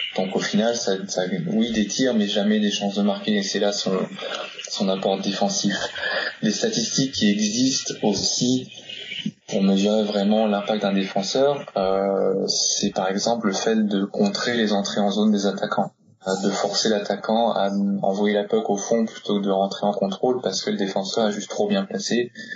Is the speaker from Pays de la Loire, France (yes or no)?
no; Normandy, France; je suis normand